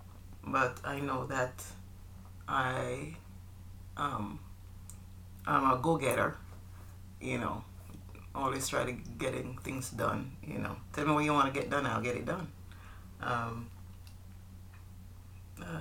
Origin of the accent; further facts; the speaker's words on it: Jamaica; moved away; I'm from Jamaica. We are from Jamaica, island which we love very much. All right. So growing up, I grew up in Jamaica with my mom and my brother and sister.